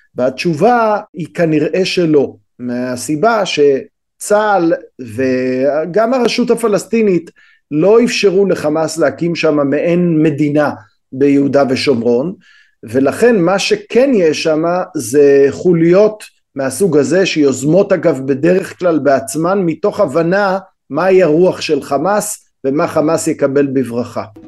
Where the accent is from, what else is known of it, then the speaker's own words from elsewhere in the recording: Israel; אנחנו כישראלים